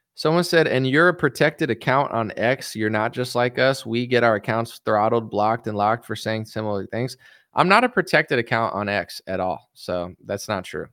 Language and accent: English; United States; I'm an American man